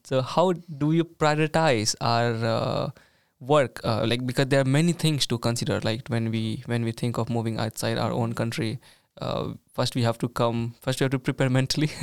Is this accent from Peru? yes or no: no; India; moved away as an adult; now in Sweden; being an Indian